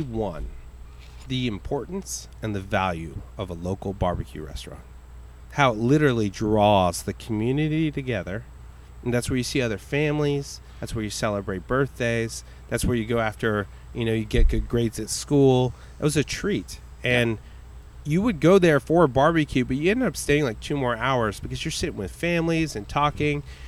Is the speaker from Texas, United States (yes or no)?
yes; Richmond, Texas, United States; also born or lived in Bryan, Texas / College Station, Texas / Puerto Rico (family); he moved us to a small, obscure town outside of Houston called Richmond Rosenberg